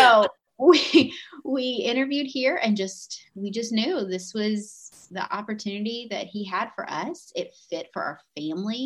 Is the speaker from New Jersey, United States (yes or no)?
no; Georgia, United States; moved away as an adult; now in Omaha, United States; we're from Georgia